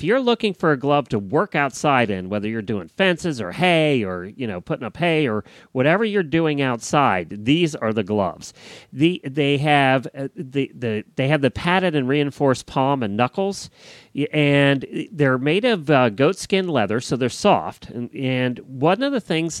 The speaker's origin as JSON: {"language": "English", "region": "Florida", "country": "United States", "said": "I'm from Florida"}